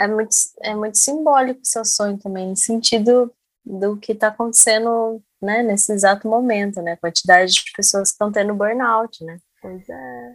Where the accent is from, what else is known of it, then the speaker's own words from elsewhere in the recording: Jacareí, São Paulo, Brazil; also born or lived in Minas Gerais; como eu morei muito tempo em Minas, é, no interior também, sou de Jacareí